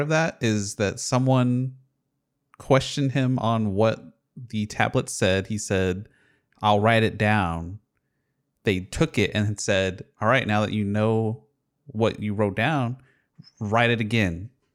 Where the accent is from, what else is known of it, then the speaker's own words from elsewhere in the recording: Houston, Texas, United States; I grew up in Houston, so there was a radio station called ninety four point five The Buzz